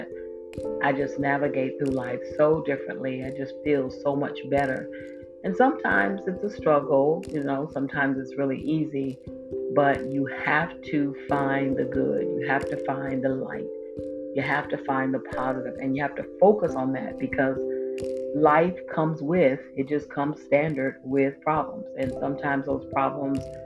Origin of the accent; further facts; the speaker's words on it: Volusia County, Florida, United States; my home state and in my home county, Volusia County, Florida